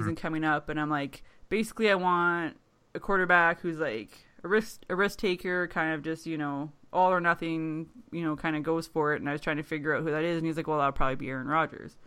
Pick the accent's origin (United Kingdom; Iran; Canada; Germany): Canada; Thunder Bay, Ontario; accent: Canadian; my Canadian accent